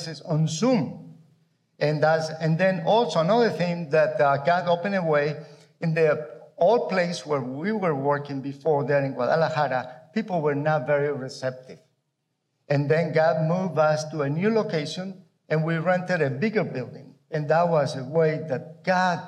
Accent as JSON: {"language": "English", "country": "Colombia", "tie": "born or raised there", "also_born_or_lived": "United States", "moved": "yes", "lives_now": "Mexico", "said": "I grew up in Colombia, South America. I came to the U.S. to study"}